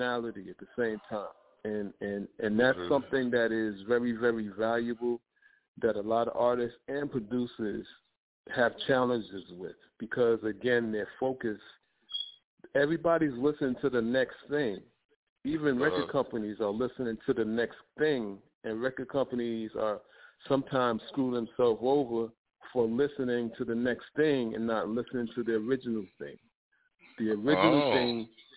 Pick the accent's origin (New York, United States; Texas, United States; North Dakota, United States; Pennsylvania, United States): New York, United States; now in Delaware, United States; I'm from New York, but I reside in Delaware now.